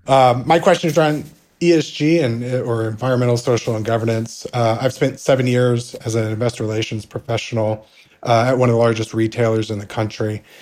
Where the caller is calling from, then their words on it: Atlanta, Georgia, United States; I'm calling in from Atlanta.